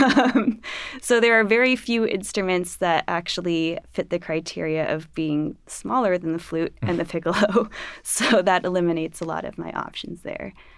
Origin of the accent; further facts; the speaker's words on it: Los Angeles, California, United States; moved away; I'm from Los Angeles